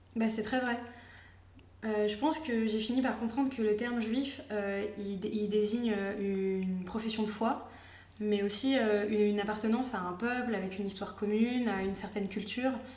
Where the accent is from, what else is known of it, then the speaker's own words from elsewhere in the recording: Paris, Île-de-France, France; moved away; also born or lived in Israel; je suis née en France, je pense pas avoir un accent juif pied noir euh, spécialement marqué